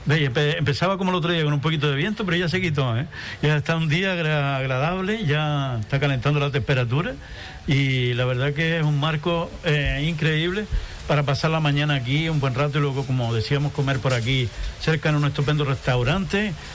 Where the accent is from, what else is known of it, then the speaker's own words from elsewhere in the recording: Antigua, Canary Islands, Spain; Aquí estamos en Antigua, en mi pueblo, en mi casa